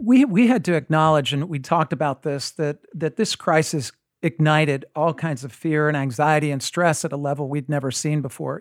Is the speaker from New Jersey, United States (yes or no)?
yes; New Jersey, United States; I grew up in New Jersey